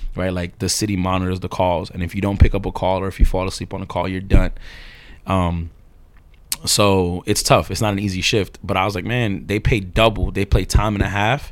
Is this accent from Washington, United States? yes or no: no; New York City, New York, United States; I'm from this area called Ozone Park, which is on the borderline of East New York, Brooklyn, and, uh, I guess Jamaica, Queens